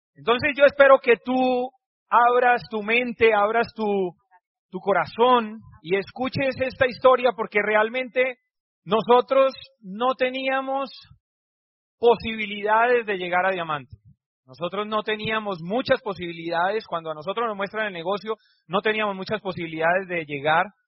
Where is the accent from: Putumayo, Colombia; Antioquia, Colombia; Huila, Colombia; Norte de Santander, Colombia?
Norte de Santander, Colombia; Cúcuta; moved away as an adult; also born or lived in Barranquilla; salí de mi casa de Cúcuta, que me fui a Barranquilla